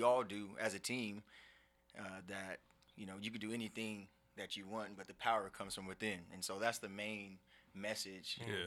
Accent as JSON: {"language": "English", "town": "Seattle", "region": "Washington", "country": "United States", "tie": "born or raised there", "said": "I grew up in South Seattle off Bangers, Skyway"}